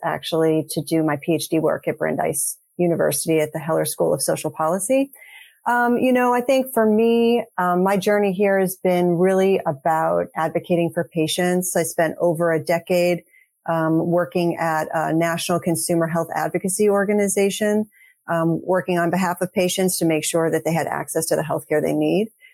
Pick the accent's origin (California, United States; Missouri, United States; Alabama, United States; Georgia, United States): Missouri, United States; St. Louis; moved away as an adult; also born or lived in Texas; now in Boston, United States; I actually grew up in St. Louis. So we're actually both from the Midwest, but I'm now actually based in Boston, Massachusetts.